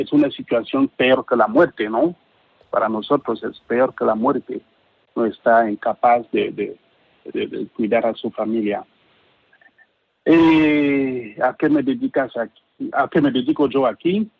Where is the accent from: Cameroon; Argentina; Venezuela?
Cameroon; Spanish is a second language; moved away as an adult; now in Spain; soy de Camerún